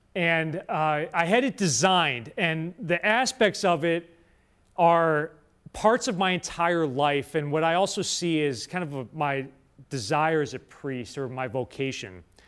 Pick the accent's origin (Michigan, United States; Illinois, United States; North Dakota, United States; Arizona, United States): Illinois, United States; Winnetka; also born or lived in Rome; faith, hope, and charity is my home parish, uh, where I grew up in Winnetka, Illinois. It's where I'm, I'm from.